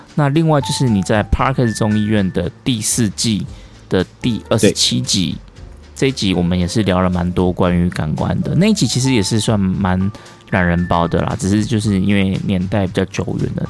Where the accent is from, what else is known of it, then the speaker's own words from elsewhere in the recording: southern Taiwan, Taiwan; now in Taipei, Taiwan; 因为我是南部人来台北嘛